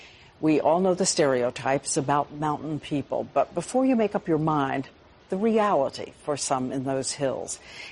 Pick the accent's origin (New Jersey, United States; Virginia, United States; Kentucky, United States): Kentucky, United States; my home state of Kentucky